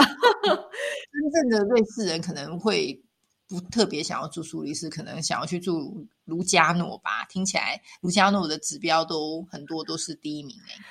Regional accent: Taiwan; moved away as an adult; also born or lived in Taipei; now in Switzerland; 像我们在台湾长大，我们很习惯街角，就巷口超商去

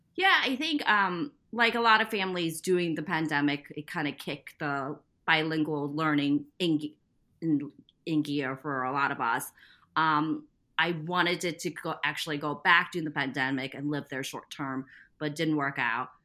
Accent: Midwest, United States; also born or lived in Taiwan; I was born in Taiwan and moved to the Midwest after I finished second grade

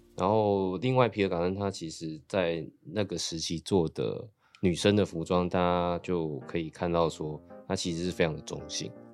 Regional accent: Sanxia, New Taipei, Taiwan; 因为我是八，一九八零年代出生的。那个时候就是其实，因为我小时候是住在比较乡下，我住，小时候住在三峡

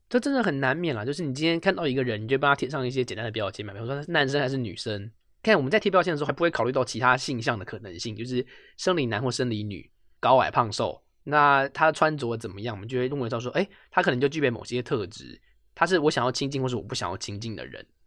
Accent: Taipei, Taiwan; 我就是一个台北人

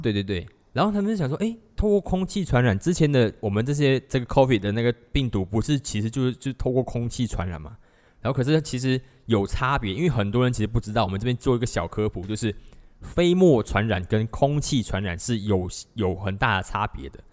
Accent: Malaysia; 我在马来西亚曾经，我，我高中的时候我打工一个小时才三块半钱

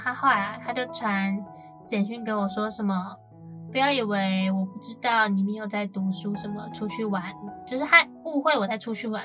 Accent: Kaohsiung, Taiwan; moved away as an adult; now in Taipei, Taiwan; 我是高雄人嘛嗯。然后我们都到台北读书

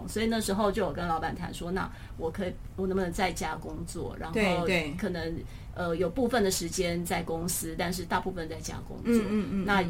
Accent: Taipei, Taiwan; 我是台北人

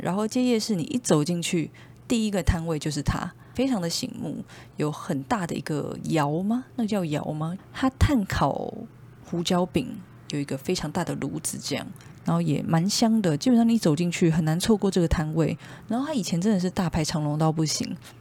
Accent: Taiwan; 我们台湾人

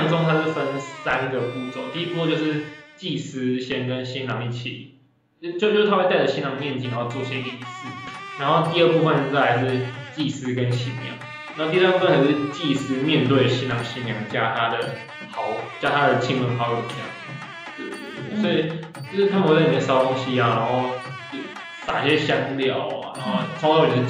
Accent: Taiwan; now in Singapore; 会拍一些我们台湾人看到什么哦唯美啊，

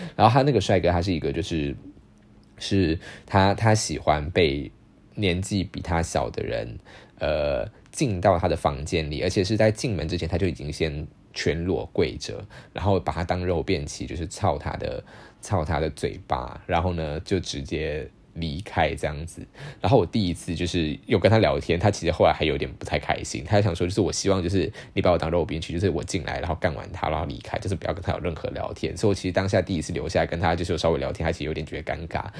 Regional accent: Taiwan; 我是台湾来的

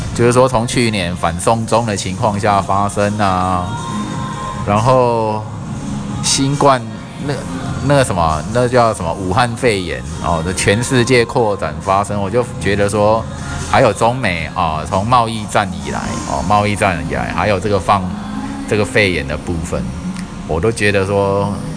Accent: Taiwan; 我们台湾人

